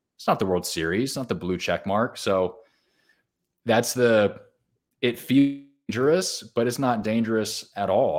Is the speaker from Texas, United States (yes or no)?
no; Southern California, United States; I grew up in Southern California